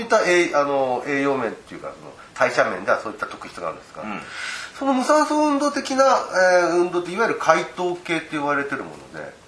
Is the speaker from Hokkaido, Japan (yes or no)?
yes; Asahikawa, Hokkaido, Japan; 私たちの地元の旭川